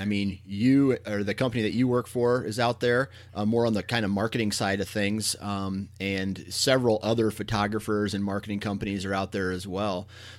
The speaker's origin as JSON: {"language": "English", "region": "Iowa", "country": "United States", "tie": "born or raised there", "said": "I am born and raised in Iowa."}